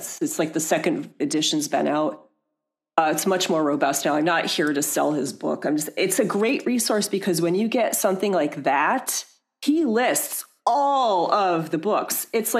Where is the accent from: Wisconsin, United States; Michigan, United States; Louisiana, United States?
Michigan, United States; And again, I mentioned I'm from Michigan. I was able to visit my parents.